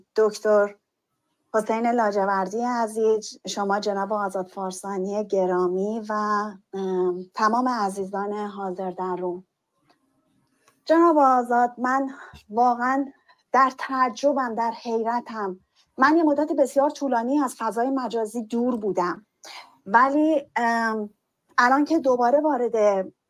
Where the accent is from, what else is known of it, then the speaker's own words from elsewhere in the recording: Iran; ما هم تو همون کشور به دنیا اومدیم